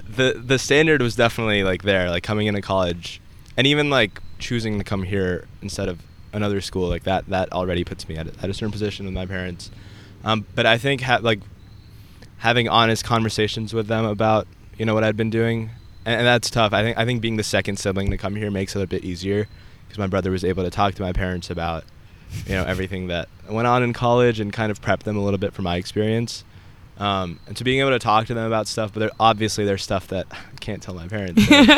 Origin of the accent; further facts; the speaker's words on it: India; born there; also born or lived in Saudi Arabia; I was born in India. I lived in Saudi Arabia for a few years, and then I moved here.